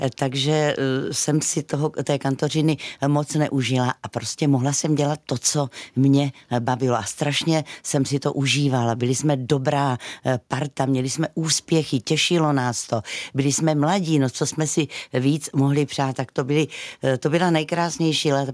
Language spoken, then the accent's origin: Czech; South Moravia, Czechia; my Moraváci jsme